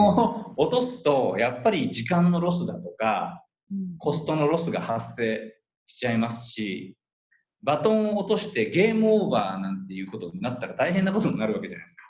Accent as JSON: {"language": "Japanese", "area": "Udon Prefecture", "region": "Kagawa", "country": "Japan", "tie": "born or raised there", "moved": "yes", "lives_now": "Tokyo metropolitan area, Japan", "said": "僕はそのうどん県出身者として"}